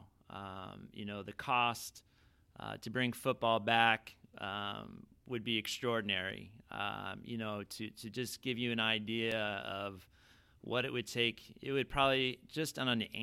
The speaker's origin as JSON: {"language": "English", "area": "Southern Orange County", "region": "California", "country": "United States", "tie": "born or raised there", "said": "I grew up in Southern Orange County"}